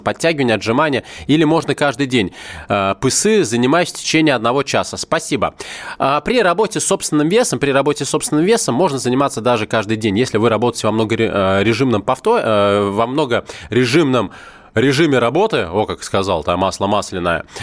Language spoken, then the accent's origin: Russian; Moscow, Russia; я коренной москвич, в родном городе